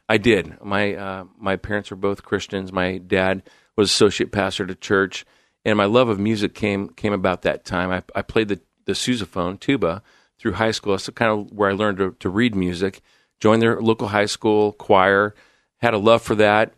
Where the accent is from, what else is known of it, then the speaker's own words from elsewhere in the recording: Coeur d'Alene, Idaho, United States; moved away as an adult; also born or lived in Illinois / Southern California / Seattle / San Diego; now in Portland, United States; born in Illinois, grew up in Southern California, moved to Coeur d'Alene, Idaho in nineteen seventy-eight, where I attended, uh, junior highs. into, into high school